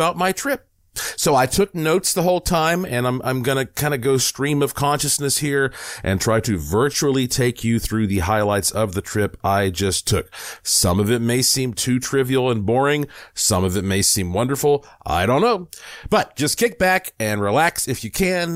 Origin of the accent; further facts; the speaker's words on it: Asheville, North Carolina, United States; now in Las Vegas, United States; I was born and raised in the Blue Ridge Mountains of Asheville, North Carolina